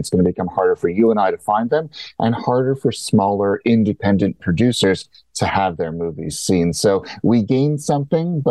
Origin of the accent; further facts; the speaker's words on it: Canada; As a Canadian